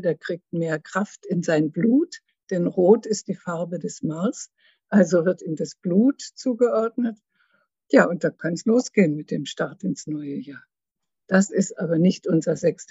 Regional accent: Schleswig-Holstein, Germany; moved away as an adult; also born or lived in Lake Constance / Frankfurt; now in Karlsruhe, Germany; aus Norddeutschland, aus Schleswig-Holstein, bin ich an den Bodensee gegangen

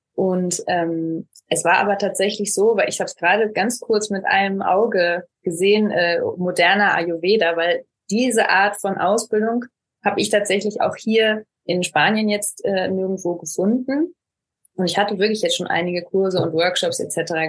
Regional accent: Ruhr area, North Rhine-Westphalia, Germany; moved away as an adult; now in Barcelona, Spain; gebürtig auch aus Nordrhein-Westfalen, aus dem schönen Ruhrgebiet

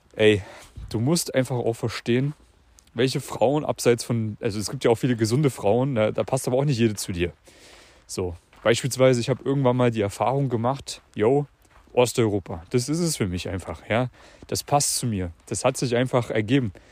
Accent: Central Germany, Germany; moved away; Ich bin gerade in der Heimat hier

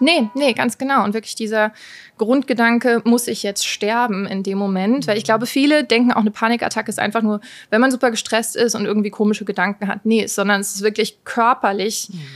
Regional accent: Rheingau, Hesse, Germany; moved away; also born or lived in New York; ursprünglich aus dem Rheingau

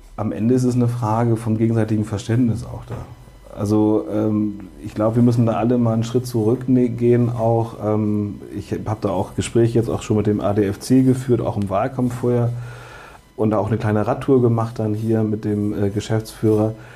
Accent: Bremen, Germany; ich bin gezeugt geboren und aufgewachsen in Höhe und Sichtweite des Weserstadions

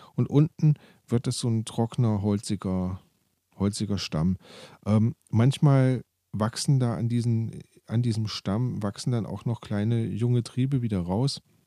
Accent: Germany; Bei uns in Deutschland

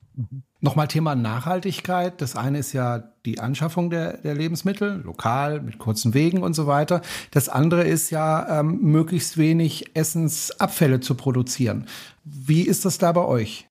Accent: Baden-Württemberg, Germany; ich komme ja aus Baden

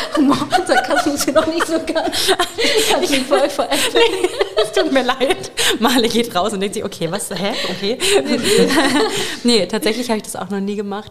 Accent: Eimbeckhausen, Lower Saxony, Germany; ich halt groß geworden bin in Einbeckhausen. Das ist bei Bad Münder

